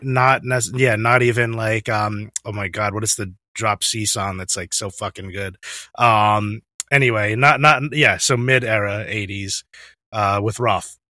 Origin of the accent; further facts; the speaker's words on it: New York, United States; also born or lived in Brooklyn; I live in, I live in Brooklyn, I'm from New York